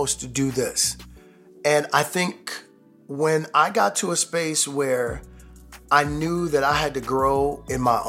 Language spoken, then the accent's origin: English; New York, United States; I'm from New York